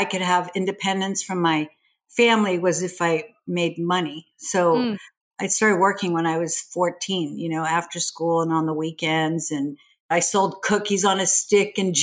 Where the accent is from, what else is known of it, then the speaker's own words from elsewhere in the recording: Sweden; now in United States; I grew up in Sweden. So I grew up in a very different culture